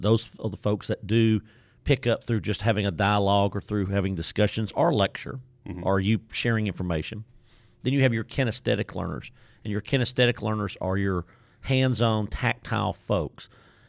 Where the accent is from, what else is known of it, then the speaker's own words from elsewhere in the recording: Nacogdoches, Texas, United States; accent: Deep East Texas; I am not from Waco, Texas by my accent. You can tell I'm from Deep East Texas, Nacogdoches, Texas.